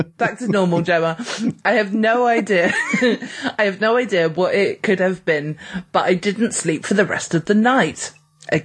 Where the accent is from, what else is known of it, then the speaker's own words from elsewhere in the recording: Birmingham, West Midlands, United Kingdom; Right. I'm from Birmingham.